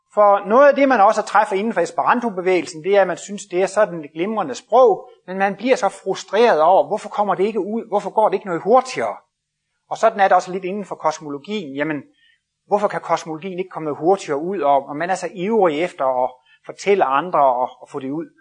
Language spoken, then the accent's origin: Danish; Jutland, Denmark; Jeg kommer selv fra Jylland af